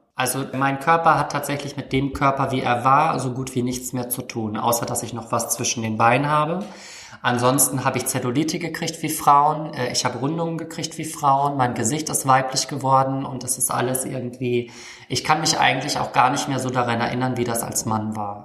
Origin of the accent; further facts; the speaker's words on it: Hamburg, Germany; Ich komme jetzt aus der Weltstadt Hamburg